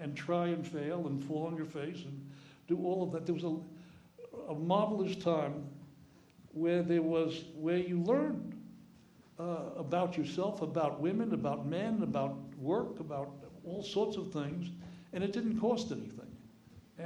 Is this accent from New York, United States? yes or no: yes; New York City, New York, United States; I grew up in the Bronx and had a number of friends who talked like this